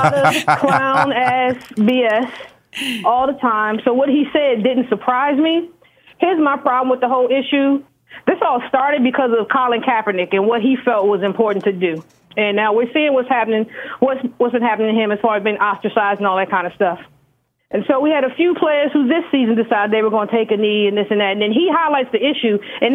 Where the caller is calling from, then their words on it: Washington, District of Columbia, United States; This is …. I'm calling from Washington, D.C.